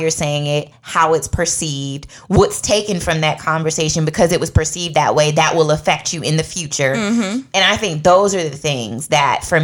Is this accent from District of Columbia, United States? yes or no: yes; Washington, District of Columbia, United States; accent: DC; moved away as an adult; now in Georgia, United States; my DC accent comes out